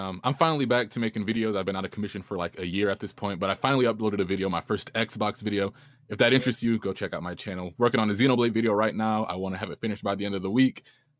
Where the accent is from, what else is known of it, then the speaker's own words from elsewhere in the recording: Buffalo, New York, United States; now in Arizona, United States; I'm from Buffalo